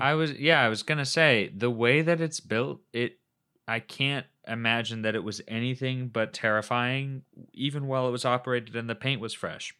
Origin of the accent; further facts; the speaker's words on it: Midwest, United States; we came from the Midwest